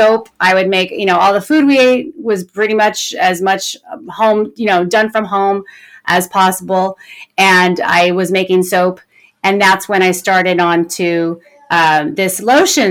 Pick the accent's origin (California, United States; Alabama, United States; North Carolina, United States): California, United States; I was born and raised in California. And I still live in California, not too far from where I was born.